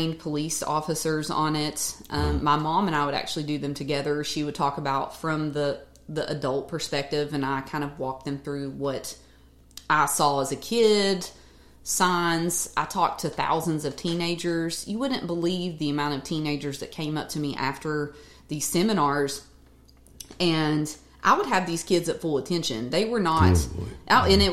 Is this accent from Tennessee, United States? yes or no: yes; Bristol, Tennessee, United States; I'm from Bristol, Tennessee, and half my town is in Virginia.